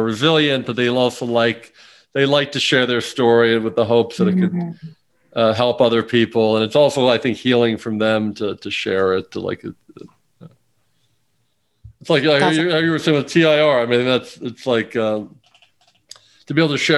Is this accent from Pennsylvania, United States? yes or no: yes; Bryn Mawr, Pennsylvania, United States; moved away as an adult; also born or lived in Washington, D.C.; now in Miami, United States; I was born in Washington, D.C., but I grew up in this town called Bryn Mawr, Pennsylvania, which is outside of, like, it's basically Philadelphia, but it's a suburb, Philadelphia